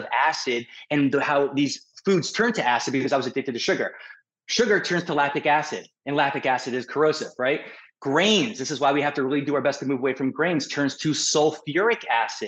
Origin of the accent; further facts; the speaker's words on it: New York City, New York, United States; moved away as an adult; now in Newport Beach, United States; I'm a New Yorker